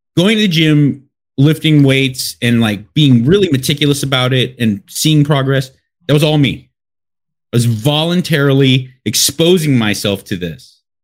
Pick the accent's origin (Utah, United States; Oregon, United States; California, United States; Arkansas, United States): California, United States; Los Angeles; I'm from Los Angeles, born and raised